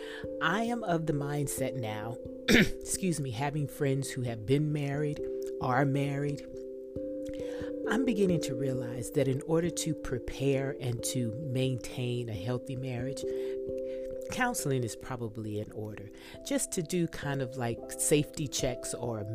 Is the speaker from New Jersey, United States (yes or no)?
no; Texas, United States; I'm from Texas